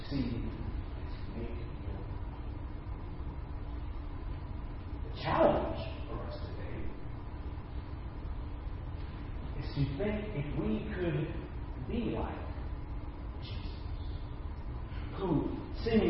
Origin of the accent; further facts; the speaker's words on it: Dallas, Texas, United States; I'm from Dallas